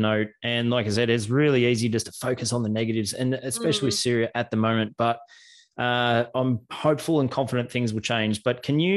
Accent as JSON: {"language": "English", "country": "Australia", "said": "I'm from Australia"}